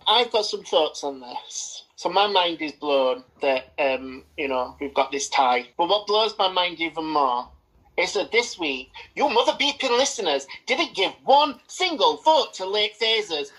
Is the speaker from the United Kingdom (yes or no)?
yes; United Kingdom; I've grown to accept my Britishness